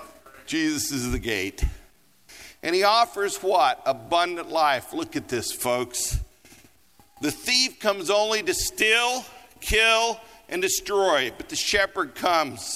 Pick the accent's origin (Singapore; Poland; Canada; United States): United States; Colorado; also born or lived in Los Angeles; now in Denver, United States; I grew up in Colorado